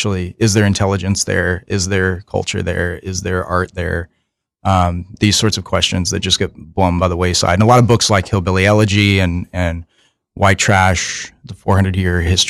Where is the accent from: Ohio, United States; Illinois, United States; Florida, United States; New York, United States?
Illinois, United States; Southern; I'm from Southern Illinois